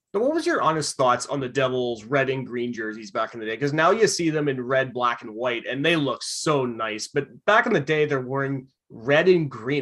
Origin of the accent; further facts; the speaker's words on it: Vancouver Island, British Columbia, Canada; I'm from Vancouver Island.